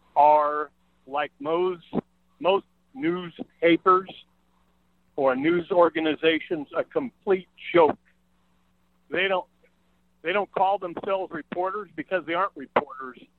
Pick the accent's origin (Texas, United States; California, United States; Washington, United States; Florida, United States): California, United States; Modesto; I was born in Modesto. I grew up in Modesto in the area